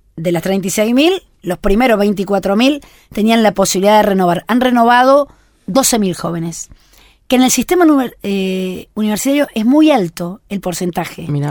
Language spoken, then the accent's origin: Spanish; Argentina; somos argentinos